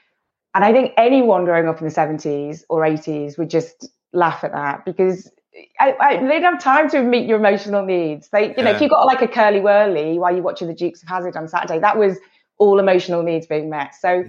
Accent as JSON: {"language": "English", "town": "Liverpool", "region": "North West England", "country": "United Kingdom", "tie": "born or raised there", "said": "But I grew up in Liverpool. I'm the youngest of 6 kids."}